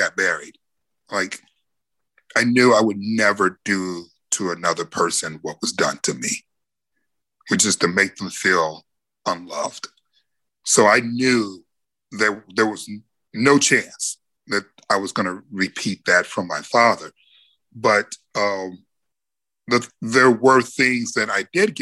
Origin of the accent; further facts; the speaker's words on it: Detroit, Michigan, United States; growing up in Detroit